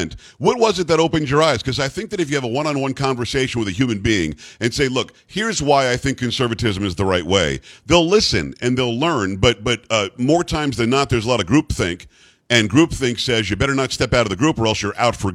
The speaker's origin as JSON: {"language": "English", "region": "South Florida", "country": "United States", "tie": "born or raised there", "said": "I grew up in South Florida"}